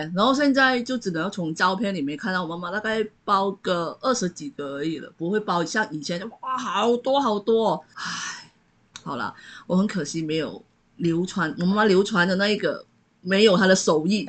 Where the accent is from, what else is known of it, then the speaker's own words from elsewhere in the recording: Malaysia; now in Taiwan; 我是来自马来西亚